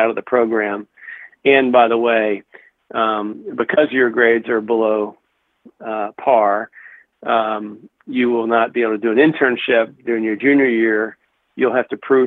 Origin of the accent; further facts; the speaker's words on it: Cincinnati, Ohio, United States; moved away as an adult; also born or lived in Chicago; now in Michigan, United States; Grew up in the Natty